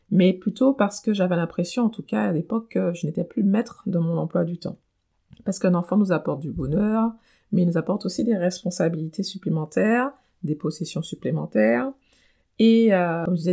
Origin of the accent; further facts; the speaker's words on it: French Antilles, France; moved away as an adult; l'âge où je quitte ma famille et mon île, puisque je viens des Antilles, pour poursuivre des études supérieures euh, à Paris.